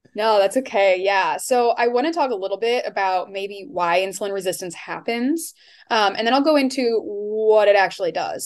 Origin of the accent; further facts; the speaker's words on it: Iowa, United States; also born or lived in Seattle area; now in Seattle, United States; I am from Iowa originally, but now I live in kind of the Seattle area